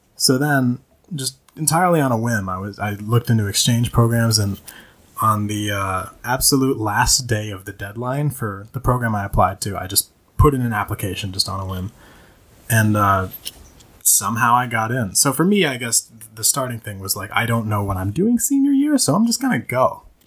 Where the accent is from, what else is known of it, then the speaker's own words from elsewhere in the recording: Minnesota, United States; I was raised primarily in Minnesota, the uh, state of 10,000 lakes